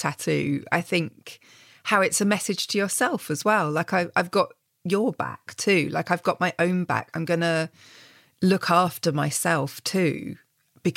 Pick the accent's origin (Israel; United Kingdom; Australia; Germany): United Kingdom; England; accent: English; my English accent